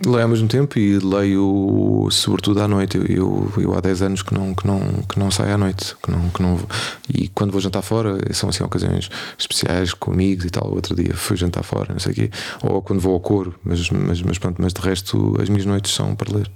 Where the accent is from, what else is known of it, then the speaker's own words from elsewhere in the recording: Portugal; nós somos portugueses